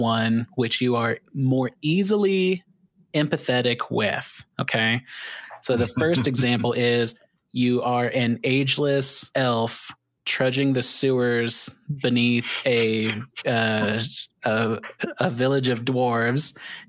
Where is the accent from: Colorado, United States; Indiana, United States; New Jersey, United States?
Indiana, United States; I grew up in Indiana where there's a ton of shitty backwater towns.